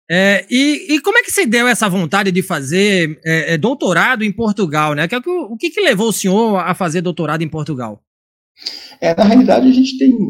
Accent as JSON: {"language": "Portuguese", "town": "Recife", "region": "Pernambuco", "country": "Brazil", "moved": "yes", "said": "Eu, como bom recifense, né? Eu moro em Santa Catarina, tem três anos."}